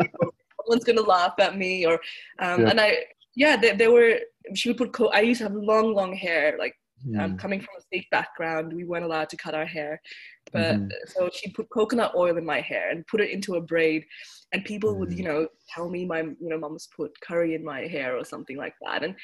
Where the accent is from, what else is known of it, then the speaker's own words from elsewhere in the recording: Melbourne, Victoria, Australia; also born or lived in Mohali, India; I was born in Mohali, next to Chandigarh. And we moved and migrated to Melbourne when I was about 1 year old. And I obviously don't remember much of India when I was one. But I grew up in Melbourne